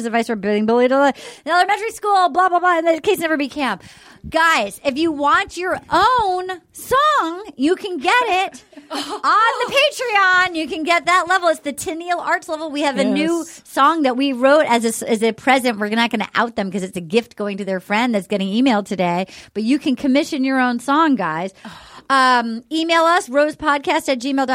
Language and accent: English; Little Compton, Rhode Island, United States; growing up in Little Compton